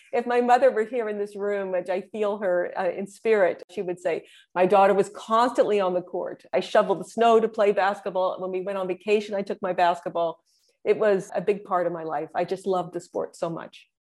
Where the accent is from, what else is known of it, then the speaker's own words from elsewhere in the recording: Indiana, United States; moved away; I am a Hoosier through and through, uh, which is what people from Indiana are referred to as.